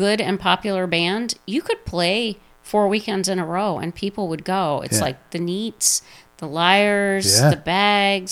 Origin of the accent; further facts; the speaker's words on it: Michigan, United States; moved away as an adult; now in Boston, United States; I'm from Michigan.